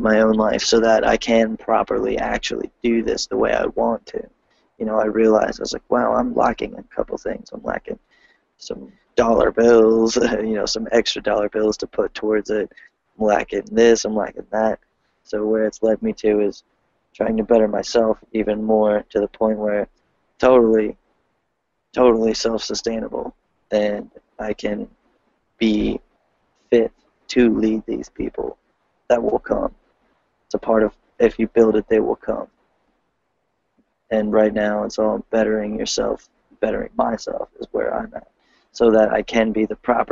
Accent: Delaware, United States; I'm from Delaware

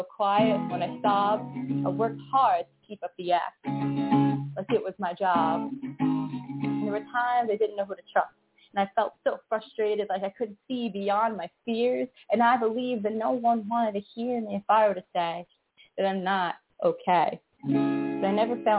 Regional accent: New York City, New York, United States; I'm from New York City, Brooklyn

